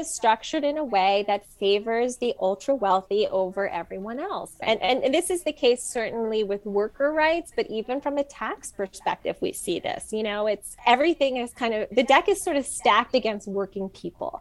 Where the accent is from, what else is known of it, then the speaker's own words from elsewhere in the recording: New York, United States; I'm a New Yorker